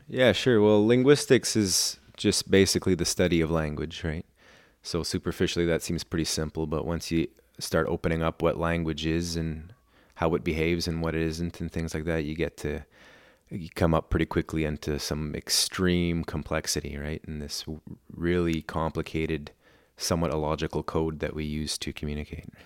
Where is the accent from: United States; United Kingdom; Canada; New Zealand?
Canada; Port Hardy, British Columbia; first language German; English is a second language; when I was growing up in Port Hardy